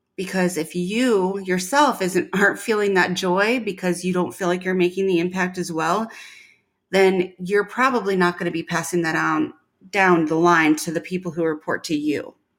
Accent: Midwest, United States; moved away; I was from the Midwest

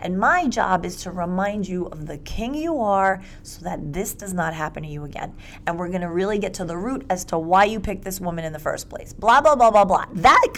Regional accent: New York City, New York, United States; I'm 49 years old. I'm a hugger. I'm from New York City. I mean, I'm a Brooklyn girl.

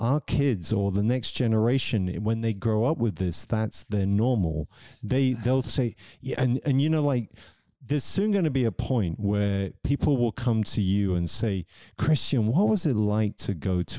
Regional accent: England, United Kingdom; moved away as an adult; also born or lived in London; now in Zurich, Switzerland; I'm English, but living in Switzerland.

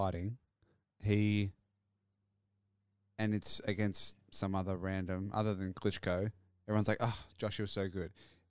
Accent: New Zealand; moved away; When I was growing up in New Zealand

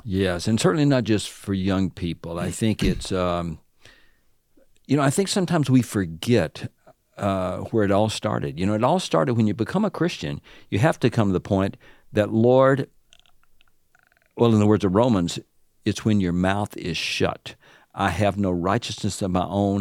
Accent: the South, United States; accent: Southern; now in Illinois, United States; my Southern accent

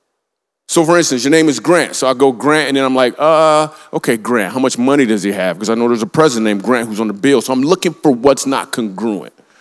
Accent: Grand Rapids, Michigan, United States; I grew up in Grand Rapids, Michigan

